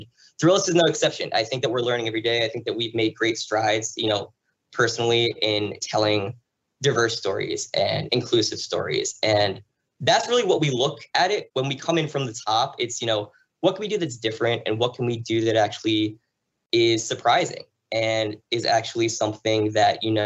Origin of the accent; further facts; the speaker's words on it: Red Bank, New Jersey, United States; also born or lived in Pittsburgh, Pennsylvania; I grew up in New Jersey, in Springsteen country, Jersey Shore